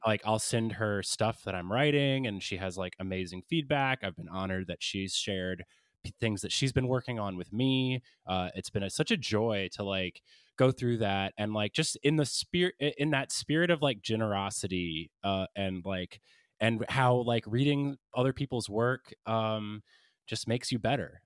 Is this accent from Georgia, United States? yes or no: yes; Athens, Georgia, United States; my hometown of Athens, Georgia